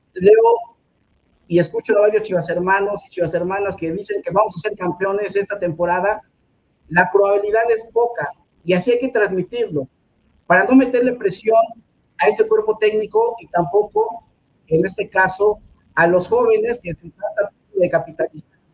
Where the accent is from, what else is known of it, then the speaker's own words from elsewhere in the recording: Mexico City, Mexico; soy oriundo de la colonia obrera, acá en la alcaldía Cuauhtémoc